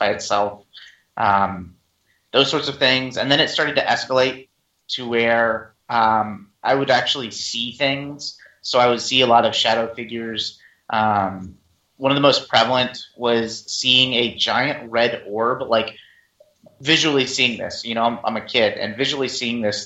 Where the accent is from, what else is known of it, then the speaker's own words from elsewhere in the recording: Virginia, United States; also born or lived in Pennsylvania; we moved from Pennsylvania to Virginia, brand new house